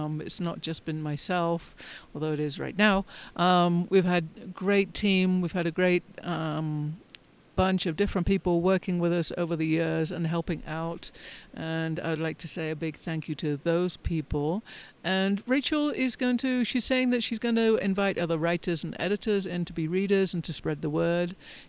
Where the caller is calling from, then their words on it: Colorado, United States; Today I am recording from Southern Colorado near Pagosa Springs.